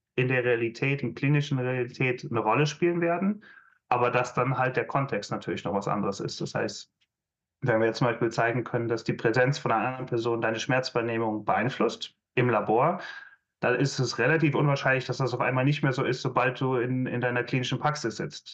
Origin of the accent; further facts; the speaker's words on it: Aachen, North Rhine-Westphalia, Germany; moved away as an adult; also born or lived in Maastricht, Netherlands; ich komme aus der Hochburg des Maschinenbaus, aus Aachen